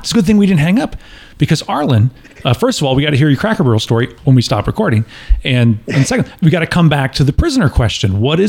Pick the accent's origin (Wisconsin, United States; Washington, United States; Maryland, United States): Wisconsin, United States; moved away; I'm originally from Wisconsin.